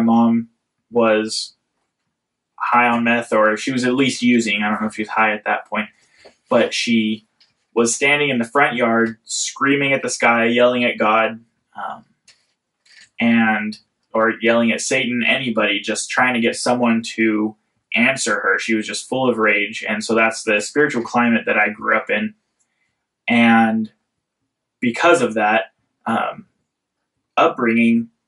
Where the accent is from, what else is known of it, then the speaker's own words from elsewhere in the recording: Central California, United States; I grew up in Central California.